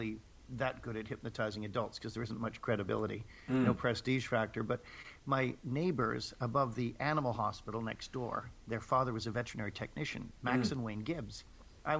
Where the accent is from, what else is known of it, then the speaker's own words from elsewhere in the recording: Toronto, Ontario, Canada; also born or lived in England; When I was growing up in Toronto, having emigrated from England with my family